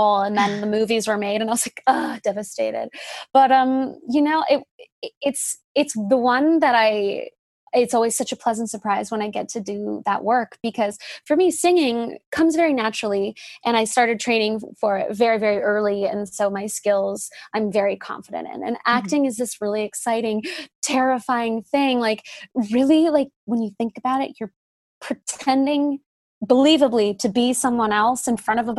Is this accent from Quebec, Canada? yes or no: no; Whistler, British Columbia, Canada; moved away as an adult; also born or lived in Ontario; the people that I know from growing up in Whistler